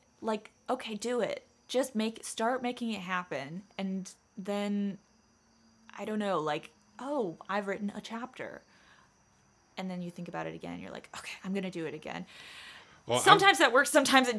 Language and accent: English; Charleston, South Carolina, United States; accent: Southern drawl; moved away as an adult; now in Knoxville, United States; I'm from Charleston, South Carolina.